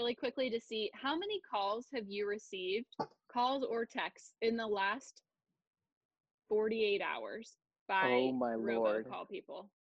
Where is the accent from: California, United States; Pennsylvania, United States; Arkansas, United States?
Pennsylvania, United States; now in Silicon Valley, United States; I'm from Pennsylvania.